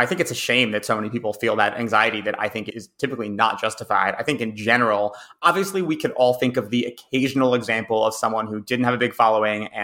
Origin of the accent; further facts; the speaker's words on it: Massachusetts, United States; in my home state of Massachusetts